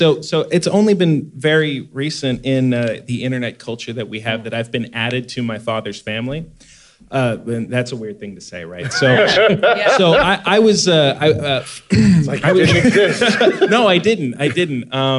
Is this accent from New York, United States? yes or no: yes; New York, United States; I am from New York, so, but my roots are in San Diego